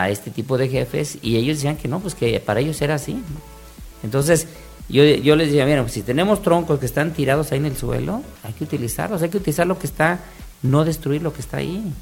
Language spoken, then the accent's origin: Spanish; Quintana Roo, Mexico; nosotros somos de Quintana Roo